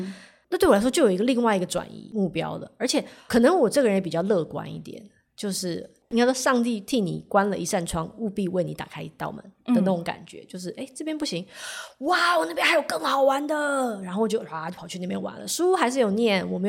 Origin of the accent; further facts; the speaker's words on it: Taiwan; moved away as an adult; also born or lived in Hong Kong; 虽然我是香港出生的，但是其实我大部分我从幼稚园就开始在台湾求学，嗯，所以我的大部分的朋友家人都还是在台湾，